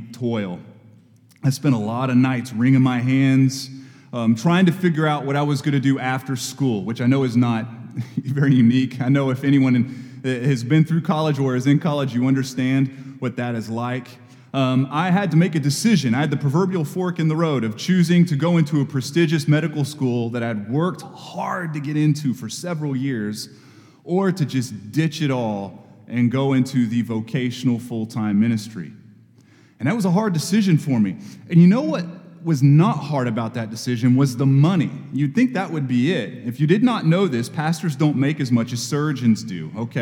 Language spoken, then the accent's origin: English; Texas, United States; now in Knoxville, United States; I go to Texas and do that work, I go back to what is my hometown, where I grew up